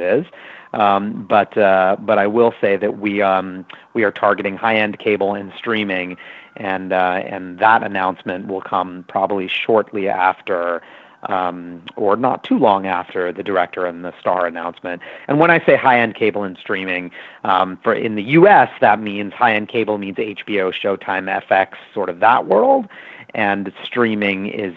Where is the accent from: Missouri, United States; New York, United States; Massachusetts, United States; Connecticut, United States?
New York, United States; New York City; I grew up in New York City, and I'm of Indian origin